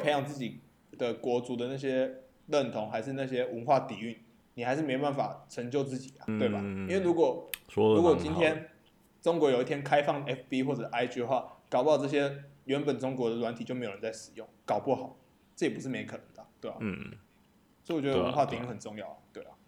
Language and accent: Chinese; Taiwan; 我觉得台湾人是蛮自卑的一个民族。